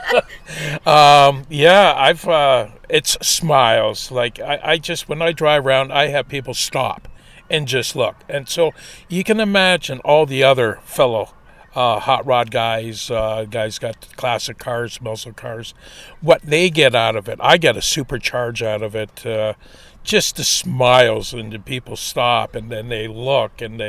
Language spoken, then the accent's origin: English; Burk's Falls, Ontario, Canada; we're from Burke Falls, this little town here